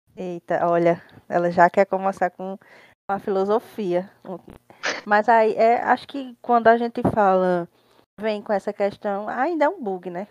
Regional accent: Campina Grande, Paraíba, Brazil; Moro, resido assim desde que eu me entendo por gente em Campina Grande, Paraíba

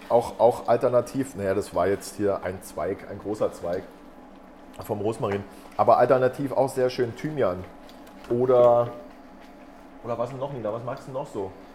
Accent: Brandenburg, Germany; moved away; Ich komme ganz ursprünglich aus Brandenburg

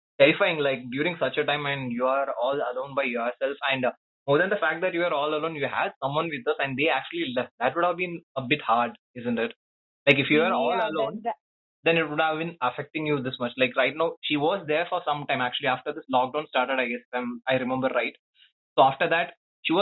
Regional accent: South India, India; I'm all the way from south. The south to the extent where, like, yeah, I'm to the extreme south, actually.

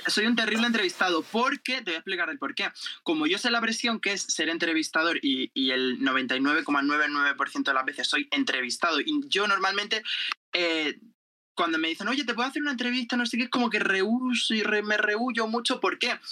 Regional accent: Jumilla, Region of Murcia, Spain; soy de Murcia, de Jumilla, Murcia

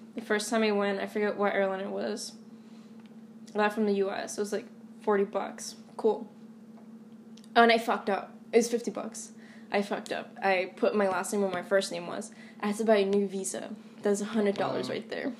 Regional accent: Boston, Massachusetts, United States; born and raised in Eastie, uh, meaning that I grew up, you know, in a Hispanic, Latino, Latinx um, majority neighborhood

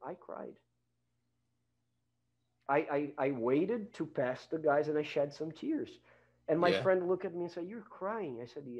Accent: Brazil; English is a second language; I came from Brazil

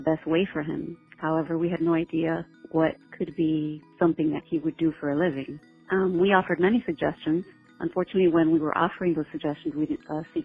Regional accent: Pembroke Pines, Florida, United States; I'm from Pembroke Pines, Florida.

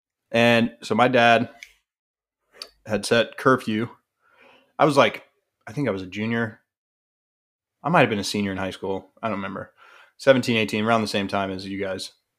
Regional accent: Colorado, United States; So I grew up in Colorado. Pretty conservative town.

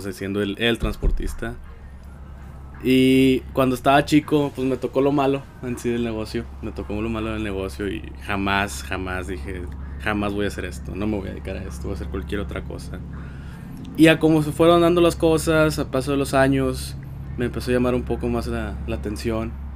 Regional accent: Monterrey, Nuevo León, Mexico; soy de Monterrey

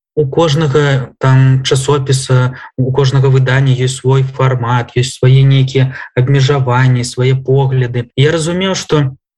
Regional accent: Belarus; я беларускі пісьменнік

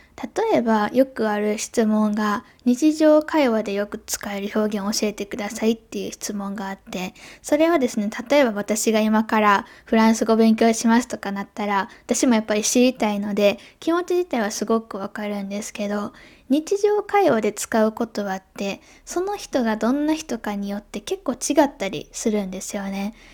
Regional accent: Japan; first language Japanese; moved away; 日本でも声高いねっていう風に言われて育ってきたんですけど

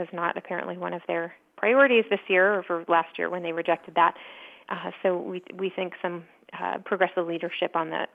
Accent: Orange County, California, United States; I grew up in Orange County

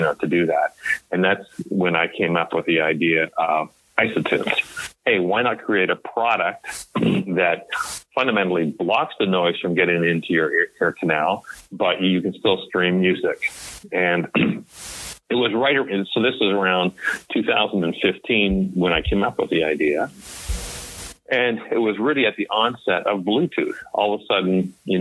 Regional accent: Montreal, Quebec, Canada; moved away as an adult; also born or lived in Toronto, Canada / Paris, Ontario, Canada; now in United States; I was born in Montreal and brought up in Montreal

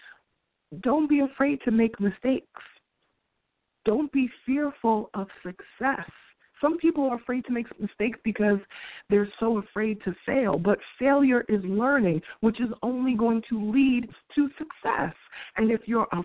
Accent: New York City, New York, United States; being a New Yorker

